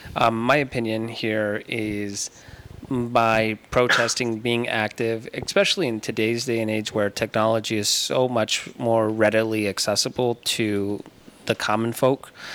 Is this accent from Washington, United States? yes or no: no; Tucson, Arizona, United States; I was born and raised here in Tucson